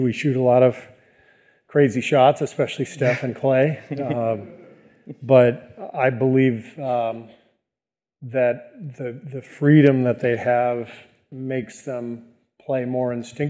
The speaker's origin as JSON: {"language": "English", "town": "Beirut", "region": "Beirut Governorate", "country": "Lebanon", "tie": "born there", "also_born_or_lived": "Cairo, Egypt / France / Tunisia", "said": "You know, I was born in Beirut, as you mentioned. I lived in Cairo, Egypt for about 3 years when my dad was a visiting professor at the American University there."}